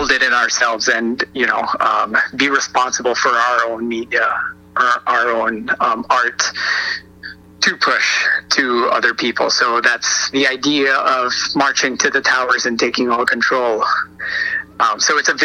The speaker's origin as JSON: {"language": "English", "country": "Philippines", "tie": "born or raised there", "moved": "yes", "said": "I grew up back in the Philippines"}